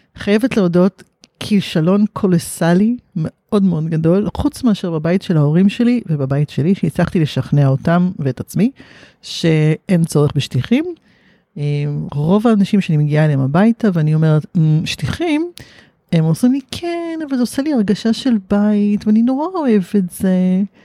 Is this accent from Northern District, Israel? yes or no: no; Haifa, Haifa District, Israel; וגדלתי בחיפה